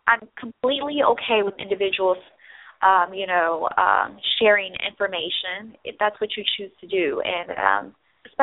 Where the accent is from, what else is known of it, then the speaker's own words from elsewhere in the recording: Midwest, United States; moved away; I'm from the Midwest